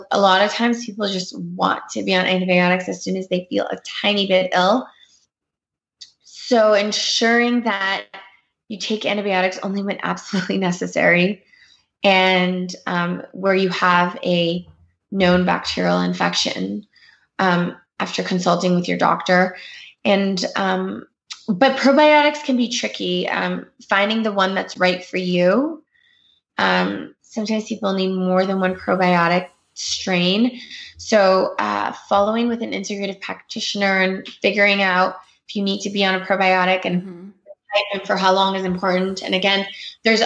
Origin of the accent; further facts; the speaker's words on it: Canada; I grew up in Canada